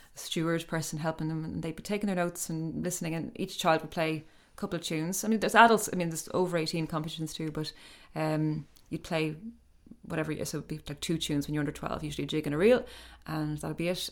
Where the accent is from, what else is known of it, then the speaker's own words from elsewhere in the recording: Ireland; growing up in Ireland and traveling around, I mean, we, we used to go on the Shannon a lot. My father had a barge